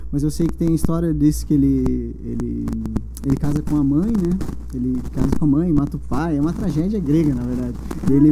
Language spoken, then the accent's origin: Portuguese; São José dos Pinhais, Paraná, Brazil; also born or lived in Curitiba; Eu sou natural de Curitiba. Né? Eu nasci em Curitiba. Aos 10 anos, mais ou menos, eu fui morar em São José dos Pinhais. Né? Daí passei minha infância inteira lá.